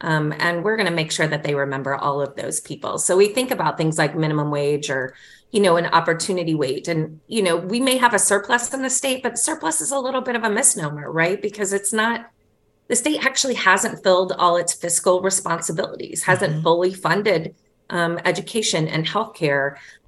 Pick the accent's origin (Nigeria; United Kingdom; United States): United States; the South; Well, Rose, I'm a Southerner. You know, things take time.